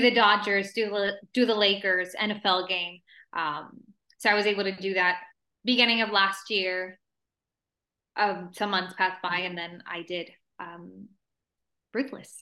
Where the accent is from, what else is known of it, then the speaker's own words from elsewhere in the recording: El Paso, Texas, United States; first language Spanish; English is a second language; moved away as an adult; also born or lived in Ciudad Juárez, Chihuahua, Mexico; now in Los Angeles, United States; I'm from from like a small city, El Paso, Texas, and South Juarez, Chihuahua, mm-hmm. um, Spanish is my first language